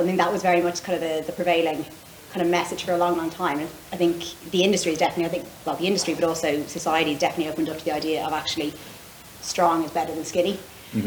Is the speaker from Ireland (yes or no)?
yes; Ireland; moved away as an adult; also born or lived in United States / Caribbean; now in London, United Kingdom; I'm from Ireland originally, but left Ireland about 10 years ago